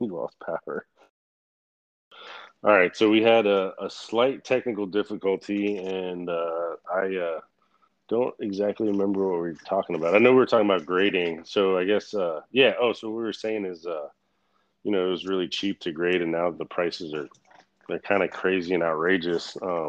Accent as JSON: {"language": "English", "region": "the South", "country": "United States", "said": "But I'm from the South though."}